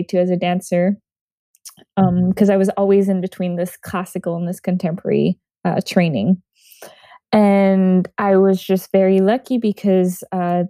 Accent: Montreal, Quebec, Canada; moved away; I'm originally from Montreal, Canada

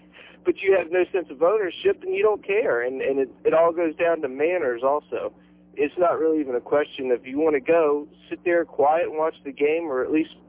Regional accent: North Carolina, United States; moved away as an adult; now in Florida, United States; I'm from North Carolina and have been down here 4 years

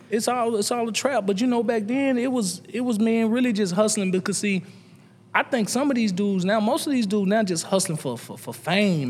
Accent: Nashville, Tennessee, United States; the average kid growing up in the East North Southwest Nashville.

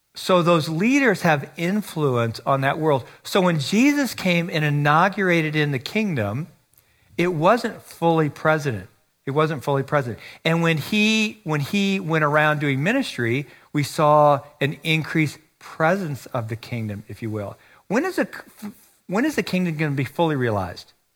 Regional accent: United States; moved away as an adult; also born or lived in China / Taiwan; I live here. I'm an American. I'm not a foreigner.

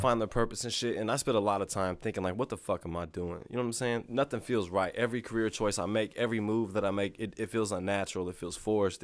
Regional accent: Lexington, Missouri, United States; I grew up, like, in Lexington, Missouri.

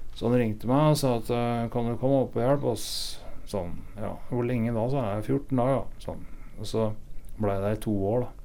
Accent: Sætre, Viken, Norway; moved away; Jeg er fra et sted som heter Setre i Hurum.

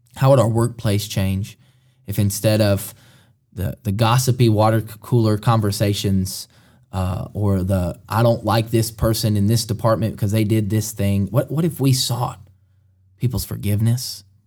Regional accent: Alabama, United States; moved away as an adult; also born or lived in Kentucky; now in Mercer County, Kentucky, United States; we're both from Alabama. Moved to Kentucky five years ago

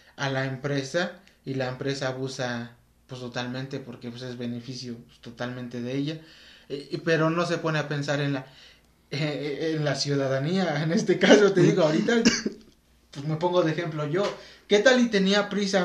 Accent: Mexico; nosotros que somos mexicanos

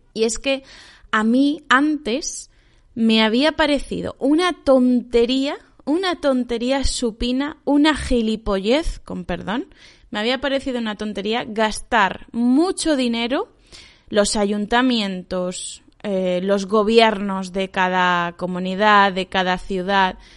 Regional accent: Spain; also born or lived in China; en mi pueblo

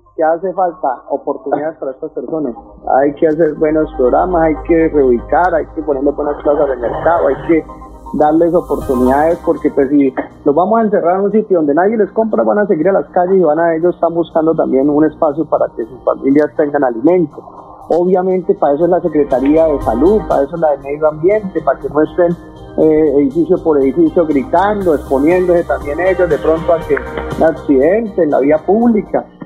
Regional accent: Bucaramanga, Santander, Colombia; Yo vengo, usted lo sabe, de, de una comerciante informal eh, que crecimos en el Parque Centenario

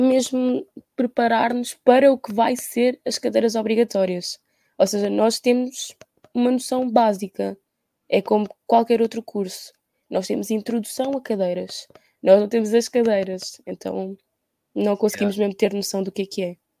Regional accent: Portugal; eu nunca saí de Portugal

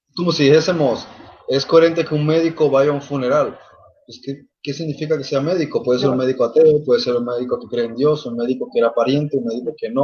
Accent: Germany; yo también soy alemán

